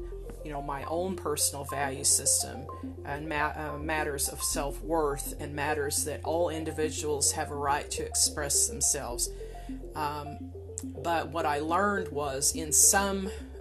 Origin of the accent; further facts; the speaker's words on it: United States; as an American, you know, living or traveling abroad